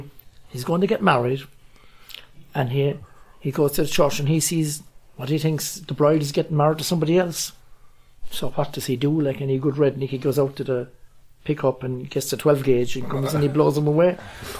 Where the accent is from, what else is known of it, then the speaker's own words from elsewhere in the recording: Ireland; moved away as an adult; also born or lived in New York / Boston; I said, "I'm from Ireland."